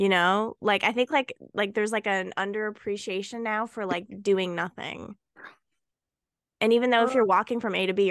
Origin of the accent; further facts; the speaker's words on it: Canada; I was born in Canada.